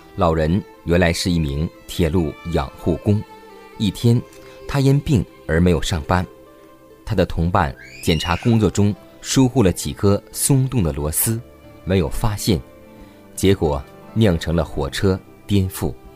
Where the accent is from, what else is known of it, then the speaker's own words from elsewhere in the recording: China; 我们中国人